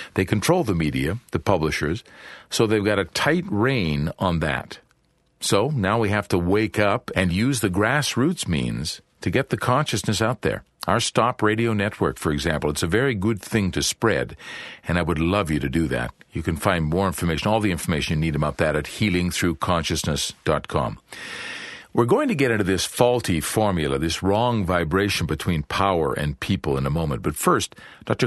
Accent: Canada; now in Brazil; Canada, I imagine, my home country

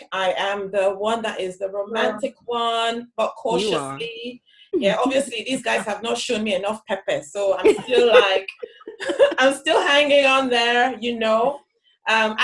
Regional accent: Lagos, Nigeria; moved away as an adult; now in London, United Kingdom; I'm a Yoruba girl from Lasgidi

